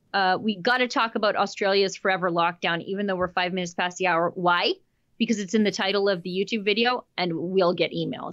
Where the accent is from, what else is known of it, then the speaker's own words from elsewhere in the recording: Canada; as a Canadian